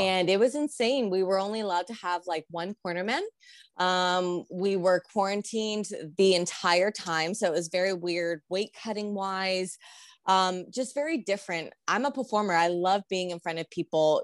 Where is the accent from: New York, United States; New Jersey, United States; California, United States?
California, United States; San Diego; moved away as an adult; now in Albuquerque, United States; I grew up in SoCal